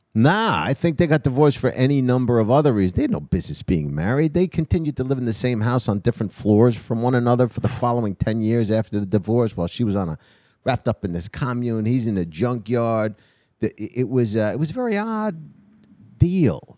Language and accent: English; New Jersey, United States; If I grew up in a junkyard in Jersey